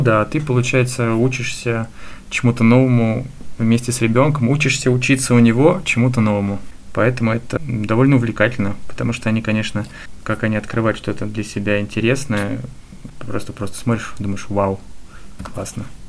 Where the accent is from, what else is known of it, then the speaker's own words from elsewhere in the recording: Voronezh, Voronezh Oblast, Russia; now in Moscow, Russia; я переехал в Москву из Воронежа